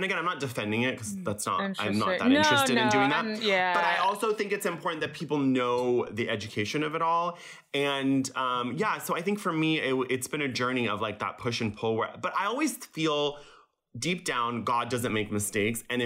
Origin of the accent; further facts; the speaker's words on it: Laguna Beach, California, United States; English is a second language; I grew up in Laguna Beach